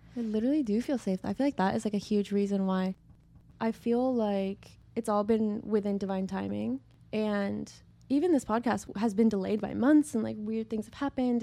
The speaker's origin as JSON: {"language": "English", "region": "Idaho", "country": "United States", "moved": "as an adult", "lives_now": "Los Angeles, United States", "said": "I'm from Idaho"}